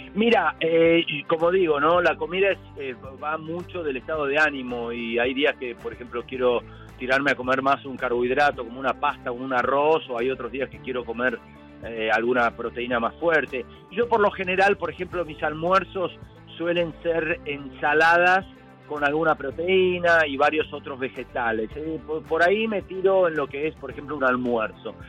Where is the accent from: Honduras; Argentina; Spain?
Argentina; como buen argentino